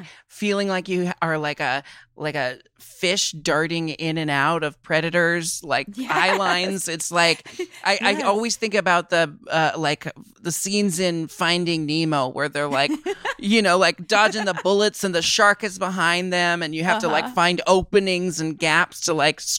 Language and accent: English; Portland, Oregon, United States; Oh, I was born and raised in Portland and I live mm-hmm. in Portland, Oregon again.